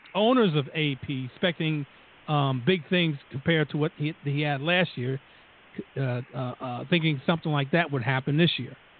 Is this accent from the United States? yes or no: yes; New Jersey, United States; accent: Jersey; we're from Jersey. Just listen to the two accents, and, and you can tell